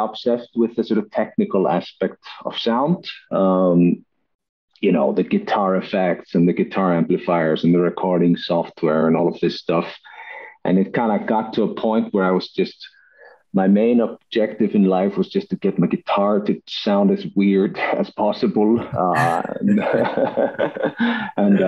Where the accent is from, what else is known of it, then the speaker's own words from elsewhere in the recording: Iceland; moved away as an adult; also born or lived in Denmark; I'm originally from Iceland, but moved to Denmark to study at DTU, acoustical engineering